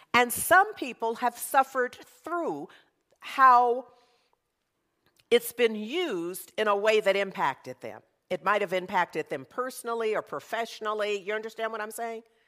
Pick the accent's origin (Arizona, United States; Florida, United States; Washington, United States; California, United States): California, United States; Berkeley; I grew up in Berkeley